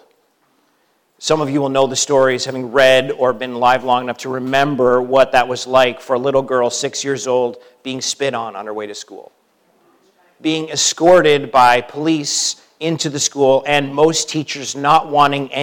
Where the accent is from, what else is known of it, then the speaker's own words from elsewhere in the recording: Canada; moved away as an adult; now in United States; as a Canadian now coming down to the U.S.